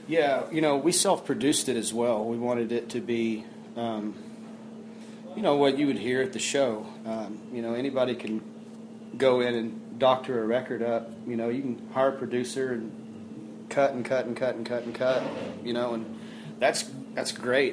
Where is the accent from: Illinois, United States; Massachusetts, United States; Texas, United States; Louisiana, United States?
Texas, United States; Fort Worth; I come from Fort Worth, Texas, I'm born born and raised originally down there